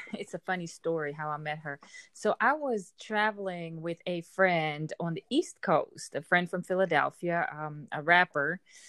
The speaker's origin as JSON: {"language": "English", "town": "Amsterdam", "region": "North Holland", "country": "Netherlands", "second_language": "English", "said": "Amsterdam, the Netherlands."}